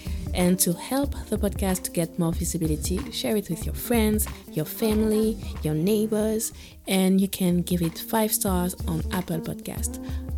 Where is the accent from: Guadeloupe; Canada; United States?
Guadeloupe; moved away; when I grew up in Guadeloupe